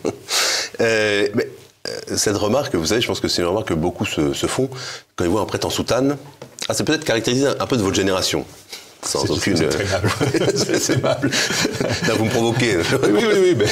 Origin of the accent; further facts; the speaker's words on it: Breton, Brittany, France; je suis breton